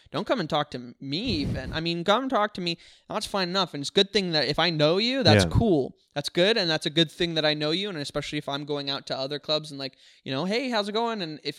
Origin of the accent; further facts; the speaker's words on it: White Rock, British Columbia, Canada; I'm from White Rock.